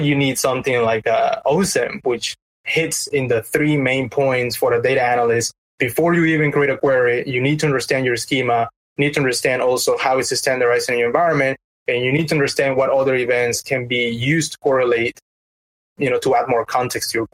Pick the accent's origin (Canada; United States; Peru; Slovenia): Peru; moved away; I'm from Peru